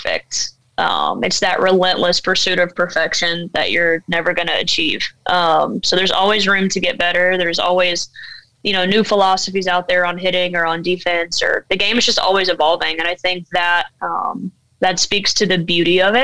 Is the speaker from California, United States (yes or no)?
no; Alabama, United States; now in Fort Pierce, United States; Growing up in Alabama, and especially in a really small town